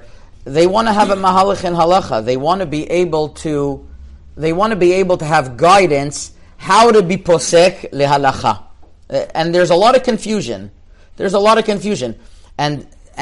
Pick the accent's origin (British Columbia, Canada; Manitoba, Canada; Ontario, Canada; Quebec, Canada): Quebec, Canada; Montreal; I grew up in Montreal, which is like Morocco, basically